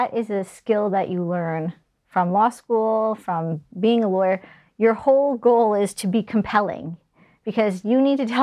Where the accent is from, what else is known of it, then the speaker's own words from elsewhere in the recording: New Brunswick, Canada; also born or lived in Calgary; now in Halifax, Canada; I'm from New Brunswick.